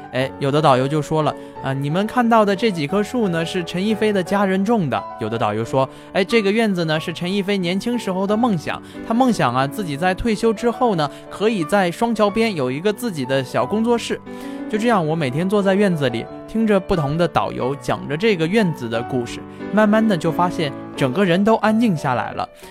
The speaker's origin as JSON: {"language": "Chinese", "region": "Jiangsu-Zhejiang area", "country": "China", "tie": "born or raised there", "said": "跟我一样，很多朋友从小生活在江浙这一带的朋友"}